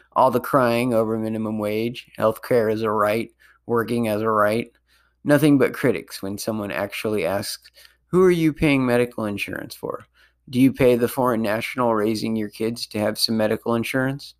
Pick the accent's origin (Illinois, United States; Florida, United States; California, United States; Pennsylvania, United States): California, United States; Sonoma County; my hometown